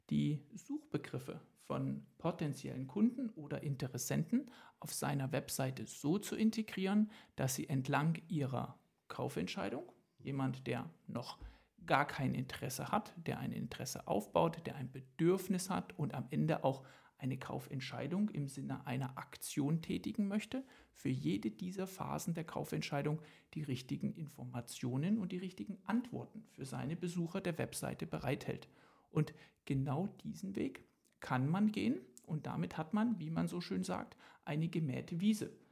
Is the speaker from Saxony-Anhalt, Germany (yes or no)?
yes; Köthen, Saxony-Anhalt, Germany; Dann darf ich an dieser Stelle meine Heimatstadt loben, namens Köthen, in der Bach gelebt hat.